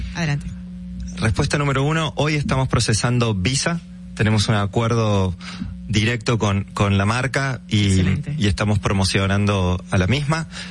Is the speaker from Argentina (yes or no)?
yes; Argentina; moved away as an adult; now in Dominican Republic; Yo soy argentino, hace ocho años que, que vivo en el país.